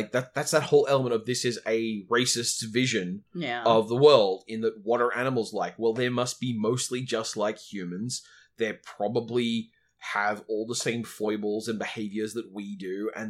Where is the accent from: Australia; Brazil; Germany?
Australia; us being Australian